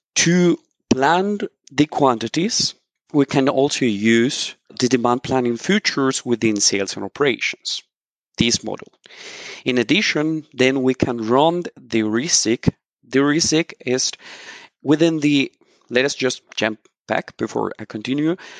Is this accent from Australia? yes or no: no; Colombia; now in Mannheim, Germany; I'm originally from Colombia